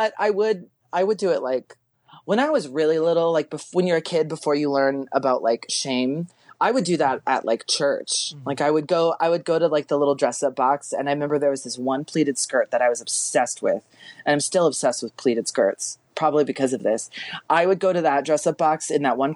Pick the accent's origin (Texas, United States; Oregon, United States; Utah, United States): Texas, United States; moved away; I'm from Texas originally.